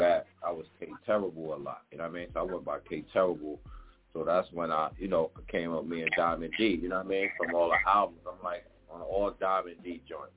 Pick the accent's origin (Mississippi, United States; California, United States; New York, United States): New York, United States; New York City; also born or lived in the Bronx; I was born in Harlem